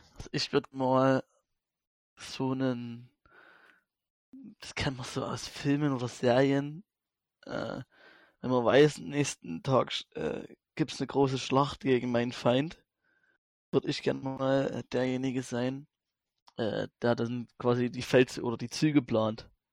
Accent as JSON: {"language": "German", "area": "Vogtland", "region": "Saxony", "country": "Germany", "said": "bei uns in Grünheide im Vogtland"}